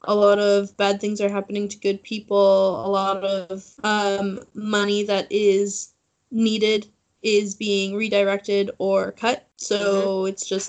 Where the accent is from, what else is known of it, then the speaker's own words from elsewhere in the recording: Ontario, Canada; moved away as an adult; now in China; no, I'm Canadian.